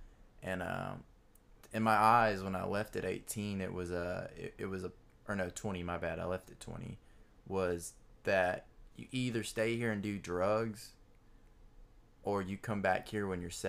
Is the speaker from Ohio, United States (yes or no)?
no; Alabama, United States; Boring. I mean, the woods is really pretty and the lake was really pretty. I grew up on Gunnersville Lake.